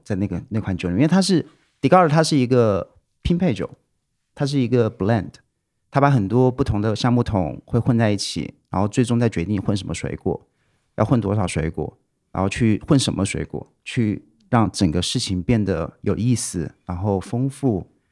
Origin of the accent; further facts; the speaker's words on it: Wuhan, Hubei, China; moved away; 小时候在武汉长大的嘛，就哦。是我爸妈之前在武汉做生意，所以我在武汉长大了